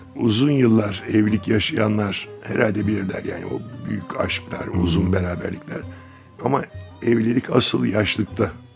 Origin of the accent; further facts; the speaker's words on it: Gaziantep, Turkey; ben de Antepliyim